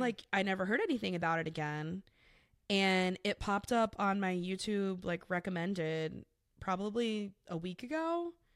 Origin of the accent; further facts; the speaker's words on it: South Florida, United States; I claim South Florida as a whole is my hometown